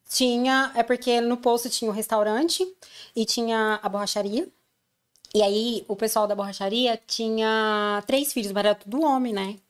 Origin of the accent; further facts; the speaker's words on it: Brasília, Federal District, Brazil; moved away as an adult; also born or lived in Povoado do Espírito Santo, Goiás; now in London, United Kingdom; depois eu mudei pra Brasília